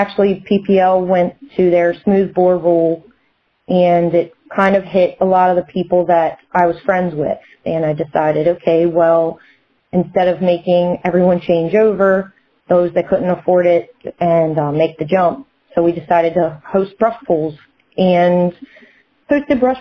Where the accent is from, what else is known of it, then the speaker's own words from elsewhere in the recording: Maryland, United States; born and raised in Maryland and lived right up the street a couple miles from Buck Motorsports Park